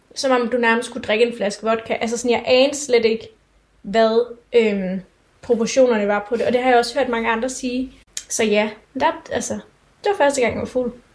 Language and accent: Danish; Denmark; Vi er danskere, vi er unge